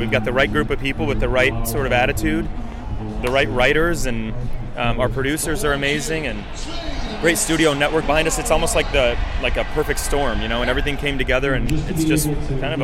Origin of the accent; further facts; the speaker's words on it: Chicago, Illinois, United States; I grew up in Illinois, and then I moved to Chicago when I was like 10. Uh-huh. And then I lived around Chicago